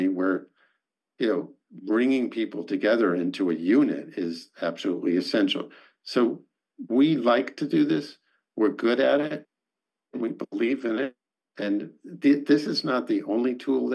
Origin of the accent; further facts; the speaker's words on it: United States; now in Israel; I grew up in America